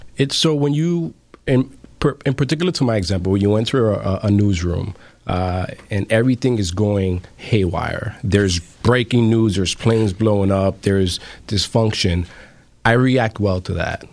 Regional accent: New York City, New York, United States; I grew up in the in the South Bronx in uh, Bronx River Housing Project

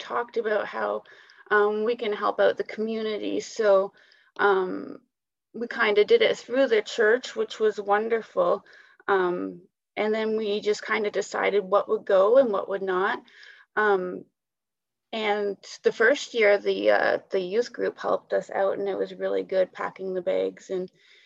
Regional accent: Brockville, Ontario, Canada; I'm just a person that's been born and raised in Brockville.

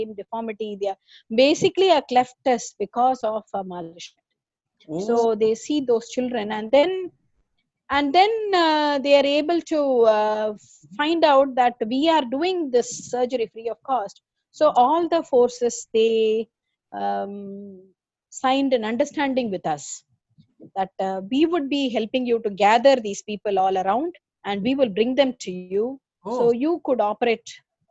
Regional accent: Chennai, Tamil Nadu, India; moved away as an adult; now in Siliguri, India; I am from Chennai. Right. Metro. Born and brought up, and metro

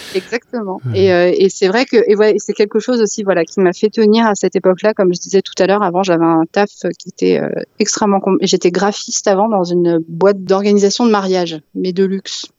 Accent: Val-d'Oise, Île-de-France, France; j'ai grandi ouais, dans le Val d'Oise

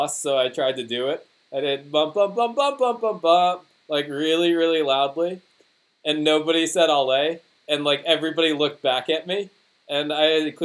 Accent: United States; accent: American; my American accent

